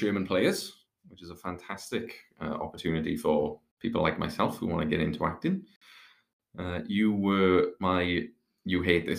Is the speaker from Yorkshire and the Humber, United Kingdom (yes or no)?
no; South Wales, United Kingdom; I am from right in the valleys, right in South Wales, in Aberdeen.